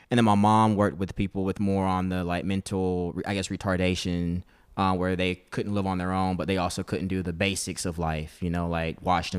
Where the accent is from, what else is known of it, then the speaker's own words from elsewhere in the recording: Goldsboro, North Carolina, United States; moved away as an adult; now in San Diego, United States; I'm from Goldsboro.